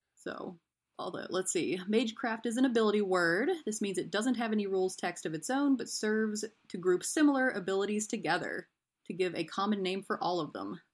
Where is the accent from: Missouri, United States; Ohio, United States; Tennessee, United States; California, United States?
Tennessee, United States; East; now in Tampa, United States; I grew up in East Tennessee. I currently live in Tampa, Florida